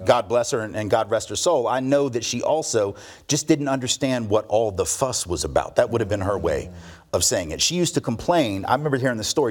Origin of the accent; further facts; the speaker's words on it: Nashville, Tennessee, United States; I was born here in Nashville, um, and went to public school from, from seventy-four to eighty-six here